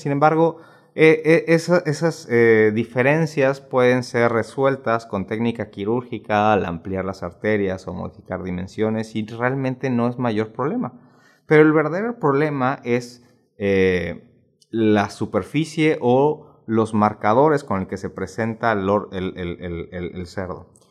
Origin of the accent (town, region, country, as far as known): Mexico